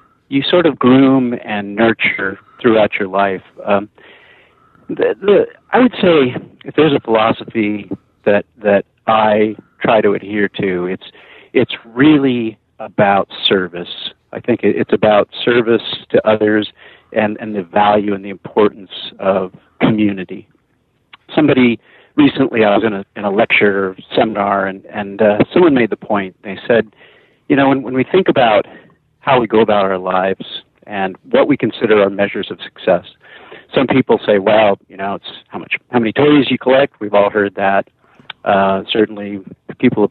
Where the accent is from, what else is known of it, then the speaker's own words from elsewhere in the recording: San Jose, California, United States; I grew up in the San Francisco Bay Area, in the South Bay, in San Jose, Santa Clara.